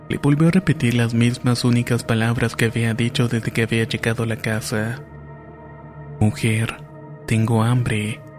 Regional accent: Talapampa, Salta, Argentina; de Talampampa, provincia de Salta, en Argentina.

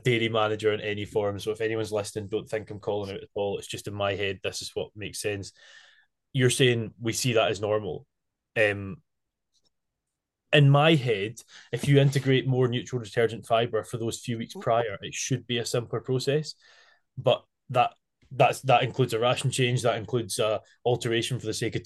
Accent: Isle of Arran, Scotland, United Kingdom; I was from the Isle of Arran

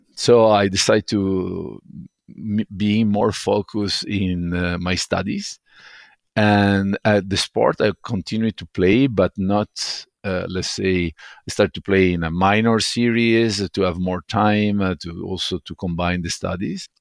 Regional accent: Venice, Veneto, Italy; moved away as an adult; now in Stockholm, Sweden; growing up in Murano

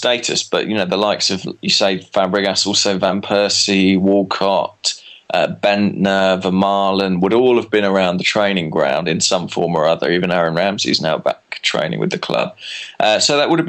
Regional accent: England, United Kingdom; I'm English

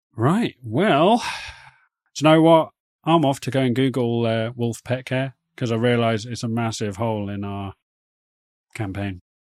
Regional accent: United Kingdom; accent: posh British; our very posh British accents

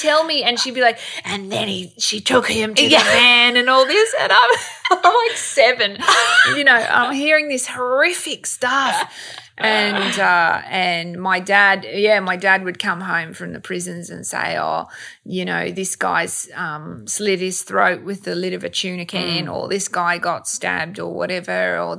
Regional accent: Sydney, New South Wales, Australia; I'm from Bankstown, you know, I'm from Sydney's West and I went to a public high school

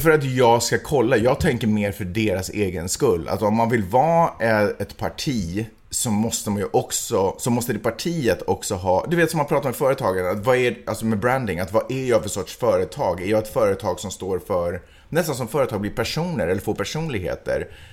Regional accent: Sweden; som svensk, som ändå är född och uppvuxen eller åtminstone har levt de senaste decennierna

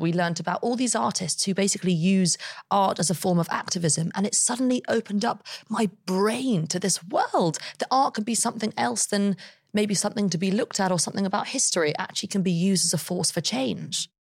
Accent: London, United Kingdom; I grew up in London

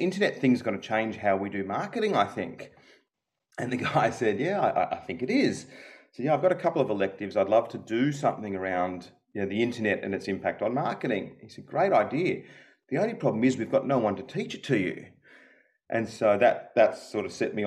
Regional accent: Melbourne, Victoria, Australia; moved away as an adult; also born or lived in Silicon Valley / United Kingdom; I grew up in Melbourne, so home is home

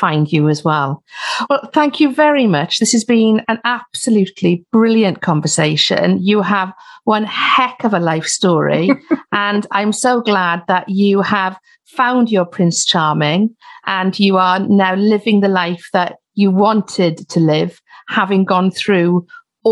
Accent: Welsh, Wales, United Kingdom; we're Welsh

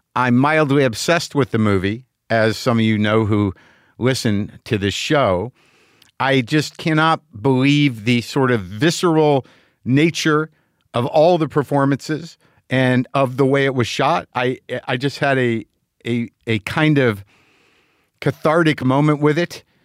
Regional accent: Albuquerque, New Mexico, United States; moved away; Albuquerque, New Mexico, my hometown

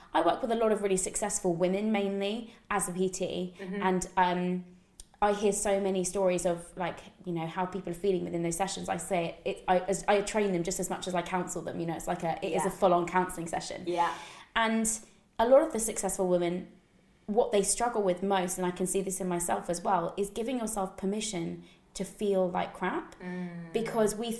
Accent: United Kingdom; I grew up just outside of London

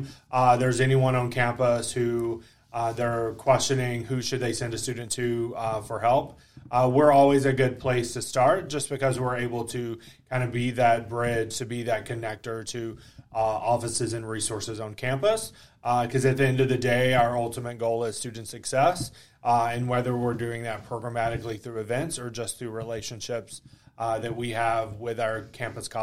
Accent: Dunlap, Tennessee, United States; I am from Dunlap, Tennessee

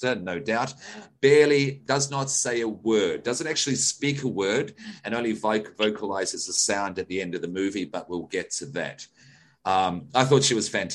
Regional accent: Australia; as an Australian

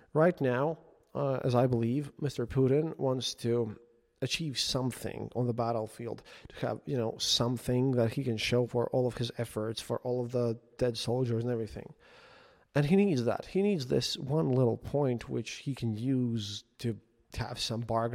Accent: Latvia; I was the only Latvian journalist

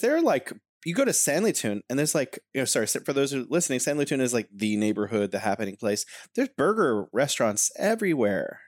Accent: California, United States; now in Wuhan, China; I'm originally from California in the U S

